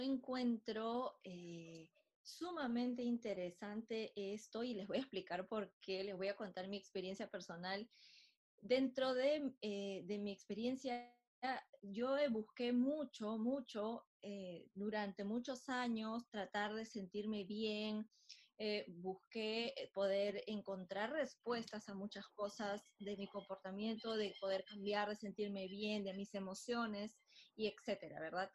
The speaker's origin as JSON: {"language": "Spanish", "region": "Lima", "country": "Peru", "said": "soy de Lima, Perú"}